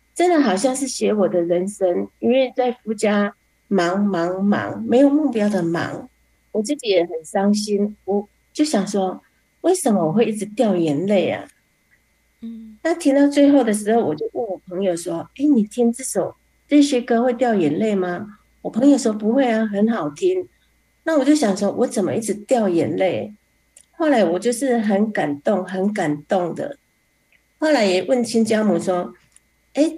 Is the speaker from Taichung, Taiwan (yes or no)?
yes; Fengyuan, Taichung, Taiwan; 我是来自台中丰原的